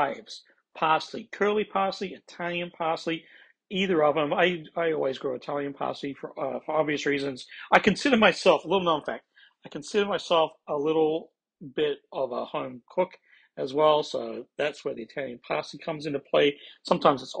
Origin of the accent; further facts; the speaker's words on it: Australia; also born or lived in Midwest, United States; now in United States; I'm originally from Australia